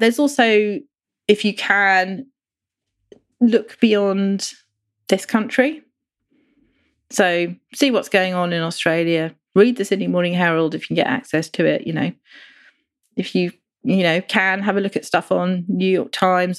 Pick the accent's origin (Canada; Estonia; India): India; now in United Kingdom; I grew up in India